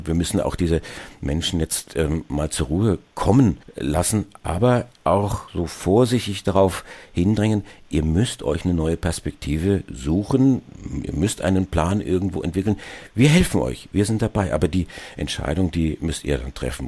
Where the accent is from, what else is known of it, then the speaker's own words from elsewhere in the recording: Germany; Auch wir als, als Deutsche